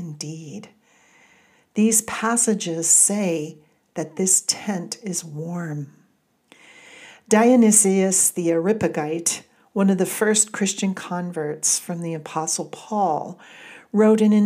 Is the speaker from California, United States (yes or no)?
yes; Southern California, United States; moved away; Growing up in Southern California, where the light can be overwhelming at times